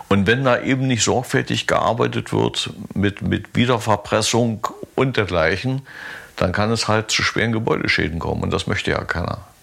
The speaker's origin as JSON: {"language": "German", "town": "Pritzwalk", "region": "Brandenburg", "country": "Germany", "tie": "born or raised there", "said": "bin ich da nach Pritzwald gefahren. War auch mal ganz angenehm, weil das meine Geburtsstadt ist"}